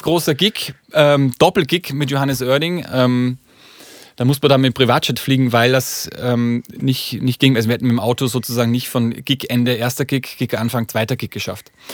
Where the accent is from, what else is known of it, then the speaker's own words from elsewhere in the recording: Upper Austria, Austria; now in Hamburg, Germany; vor allem in Oberösterreich, aus dem Bundesland, wo ich herkomme